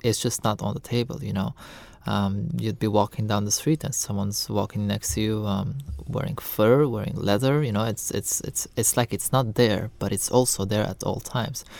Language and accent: English; Lebanon; I'm born and raised in Lebanon